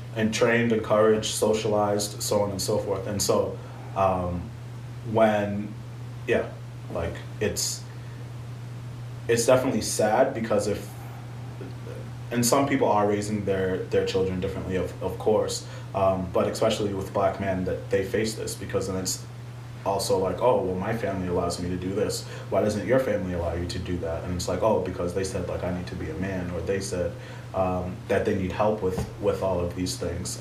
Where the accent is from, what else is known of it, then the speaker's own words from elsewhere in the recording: United States; first generation Haitian man, uh, there's definitely been differences between um, my upbringing and my parents' upbringing. Mm-hmm. of course, uh, them both uh, growing up in Haiti and living a majority of their lives there, and then immigrating to the U.S. and raising their firstborn child